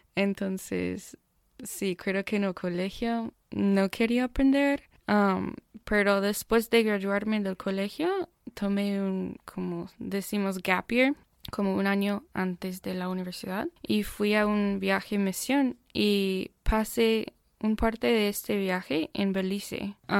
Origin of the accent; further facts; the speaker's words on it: Austin, Texas, United States; Spanish is a second language; moved away as an adult; also born or lived in Houston, Texas; now in Birmingham, United States; yo nací en Houston y pero cuando yo tenía tres años, mi familia y yo nos mudamos a Austin. Entonces crecí en Austin